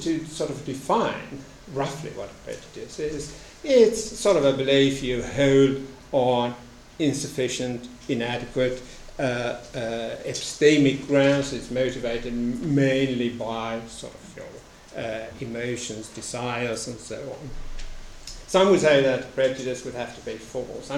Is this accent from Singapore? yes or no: no; Sweden; In Sweden, my home country